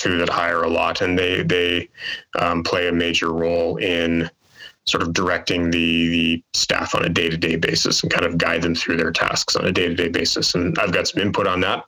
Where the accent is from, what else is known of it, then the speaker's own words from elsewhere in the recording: Calgary, Alberta, Canada; moved away as an adult; now in Winnipeg, Canada; I grew up in Calgary